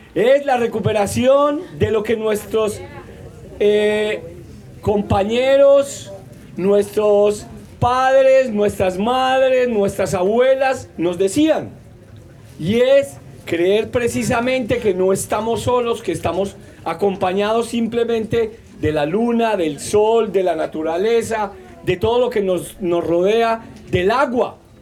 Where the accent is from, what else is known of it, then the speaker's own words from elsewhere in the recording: Manizales, Caldas, Colombia; yo vengo de la zona del interior, la montaña, en una zona que llaman la zona cafetera colombiana, que es Manizales